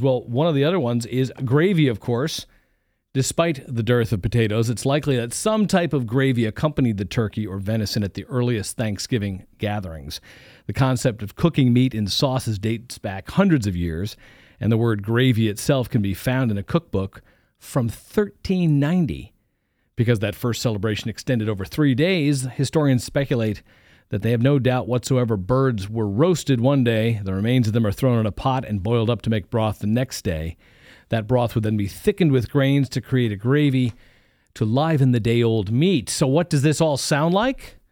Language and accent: English; East Coast, United States; now in Ohio, United States; I grew up on the East Coast